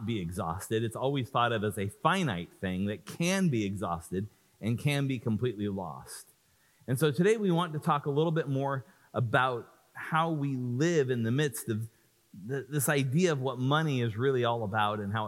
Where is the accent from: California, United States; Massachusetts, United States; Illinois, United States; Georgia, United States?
California, United States; I'm from California